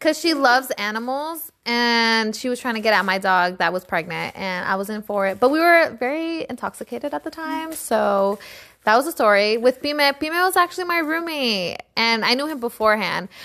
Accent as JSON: {"language": "English", "town": "East Palo Alto", "region": "California", "country": "United States", "tie": "born or raised there", "also_born_or_lived": "San Jose", "moved": "yes", "said": "I grew up in East Palo Alto. And I then later on moved to San Jose"}